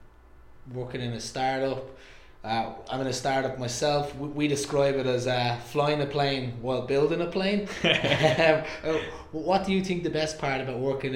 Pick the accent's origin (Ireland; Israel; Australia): Ireland; I'm from Ireland.